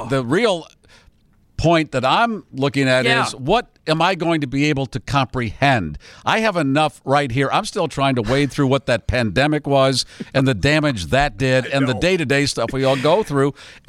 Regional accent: Pittsburgh, Pennsylvania, United States; born there; And where were you born, …? I was born in Pittsburgh.

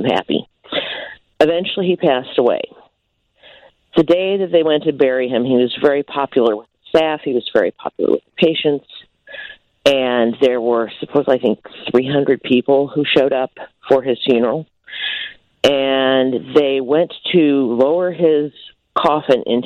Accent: Central Illinois, United States; I am from Central Illinois

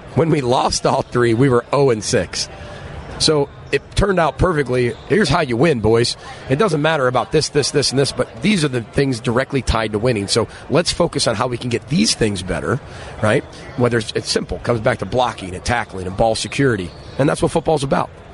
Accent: Chicago, Illinois, United States; now in Minneapolis, United States; I'm from Chicago. I'm from Illinois.

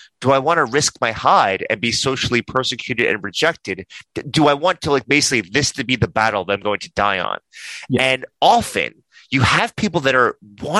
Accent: New York, United States; I'm a New Yorker.

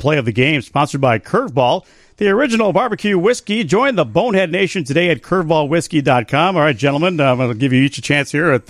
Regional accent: Chicago, Illinois, United States; I'm born and raised in Chicago

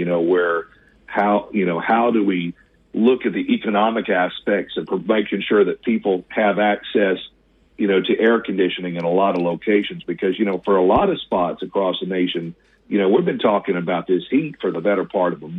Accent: Mississippi Delta, United States; moved away; I grew up in the Mississippi Delta myself

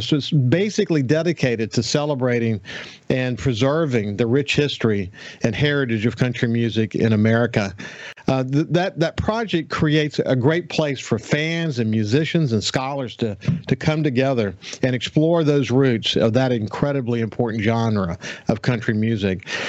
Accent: coastal Mississippi, United States; I've been committed to coastal Mississippi all my life

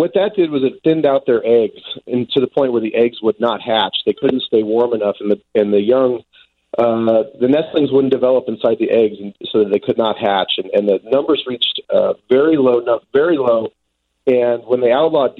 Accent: Decatur, Illinois, United States; also born or lived in Monticello, Illinois; now in Montana, United States; Growing up in central Illinois

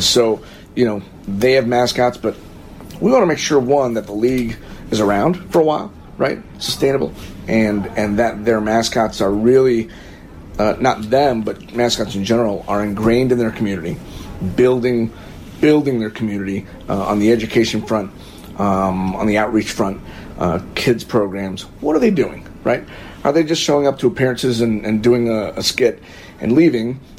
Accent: Florida, United States; now in Whiting, United States; I'm from Florida

